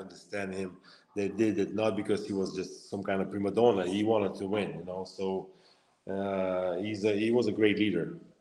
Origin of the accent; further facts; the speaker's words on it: Lithuania; moved away; also born or lived in Russia; I was born in Lithuania, grew up uh, in a small town